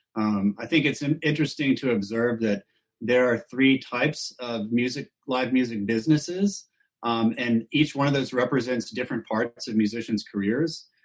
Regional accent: Austin, Texas, United States; growing up in Austin

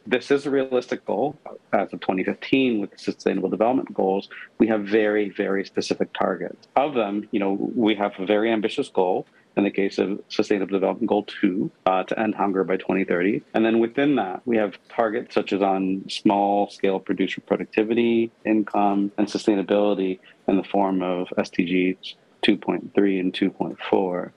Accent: Pakistan; moved away; I grew up in Pakistan

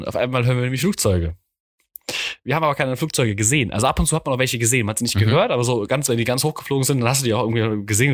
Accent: Mainz, Rhineland-Palatinate, Germany; ich als Mainzer

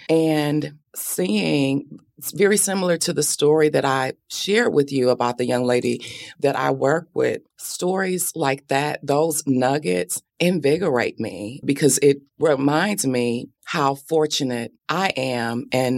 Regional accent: Benton Harbor, Michigan, United States; have much family left in Benton Harbor, but it's forever home.

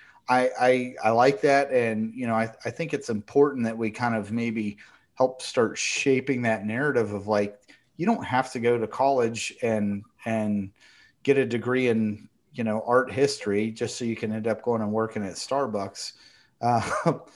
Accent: West Virginia, United States; I'm from West Virginia too

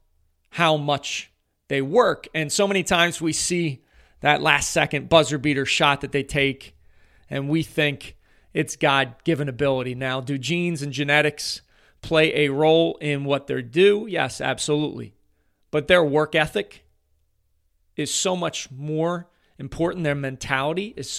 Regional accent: Philadelphia, Pennsylvania, United States; I am from the Philadelphia area. I actually played his school when he was an eighth grader in the district basketball playoffs

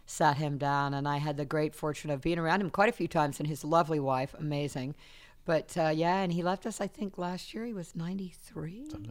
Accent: South Carolina, United States; moved away; also born or lived in Fontana, California; I'm from South Carolina

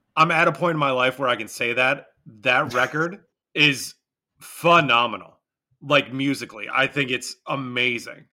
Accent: Michigan, United States; my home state

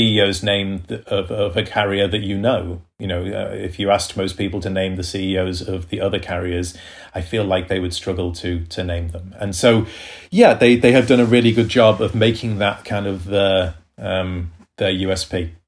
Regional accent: United Kingdom; I'm British

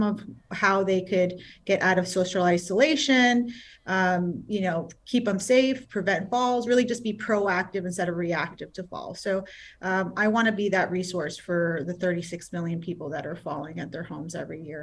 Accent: New York City, New York, United States; now in South Florida, United States; I'm born and raised in Queens, New York. I am a city girl

